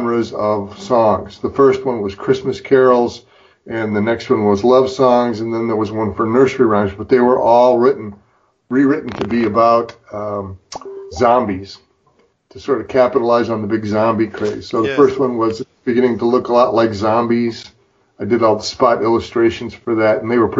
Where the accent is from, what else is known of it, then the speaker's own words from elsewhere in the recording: Freeport, Illinois, United States; moved away; I grew up with it in my hometown newspaper in Freeport, Illinois